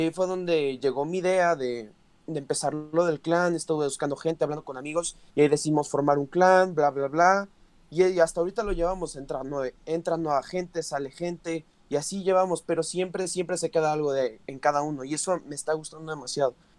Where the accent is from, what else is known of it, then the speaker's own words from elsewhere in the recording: Mexico City, Mexico; los dos somos de la Ciudad de México